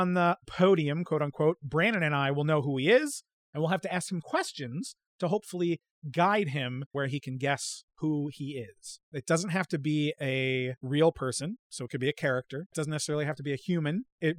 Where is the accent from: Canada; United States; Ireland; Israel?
Ireland; No, I'm from Ireland.